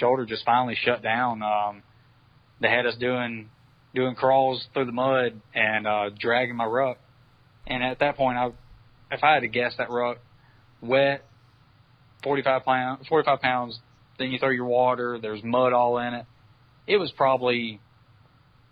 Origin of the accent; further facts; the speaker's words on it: Mobile, Alabama, United States; So Jacksonville is more like my climate at home. I'm from Mobile, Alabama